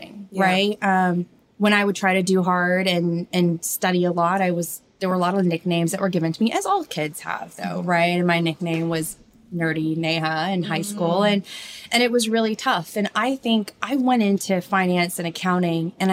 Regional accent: Orange County, California, United States; I'm originally from Orange County. My parents were from India.

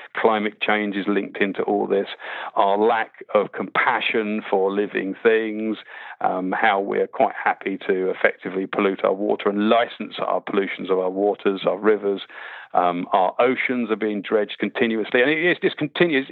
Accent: Winnie the Pooh land, South East England, United Kingdom; I grew up, weirdly enough, I grew up in Winnie the Pooh land. I used to learn to bird watch in 500 acre wood or 100 acre wood

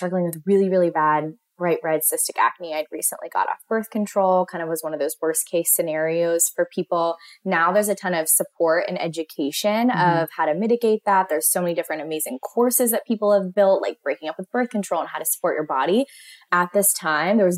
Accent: Pittsburgh, Pennsylvania, United States; growing up in Pittsburgh, everyone's families that I knew owned their own company.

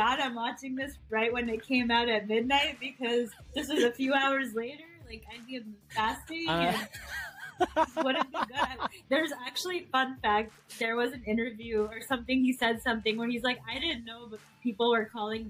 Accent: Pakistan; So being Pakistani, that's just something I'm really excited about.

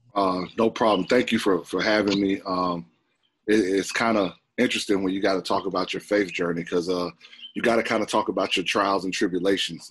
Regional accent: Atlanta, Georgia, United States; growing up in Atlanta, Georgia, uh, I was a pretty good basketball player

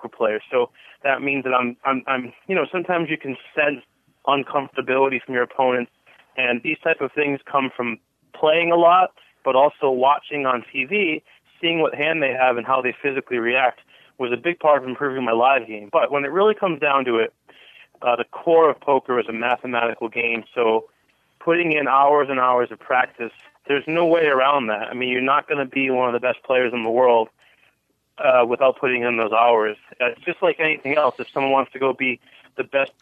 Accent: Cranston, Rhode Island, United States; moved away as an adult; also born or lived in Boston, Massachusetts; now in Las Vegas, United States; I grew up in Cranston.

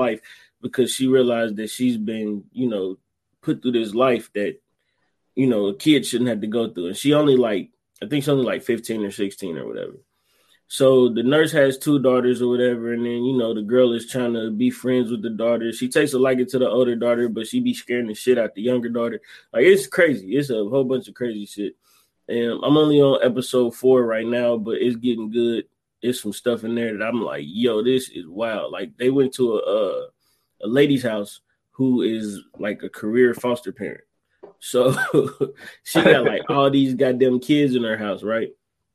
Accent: Ohio, United States; that's where I'm from

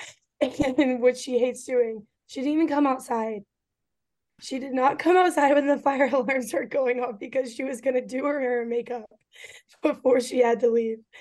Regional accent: Kansas, United States; I've also played against two of the other girls in high school ball growing up because we're all from Kansas.

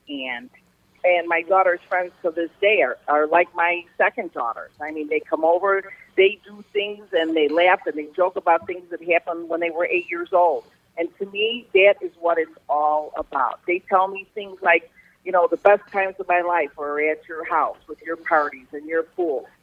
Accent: River Forest, Illinois, United States; also born or lived in Norwich; I grew up in River Forest, living with my parents

